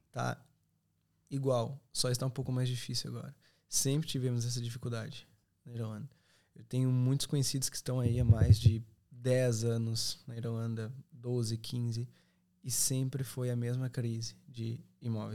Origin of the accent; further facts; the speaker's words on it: Serra Gaúcha, Rio Grande do Sul, Brazil; moved away as an adult; now in Ireland; sou da Serra Gaúcha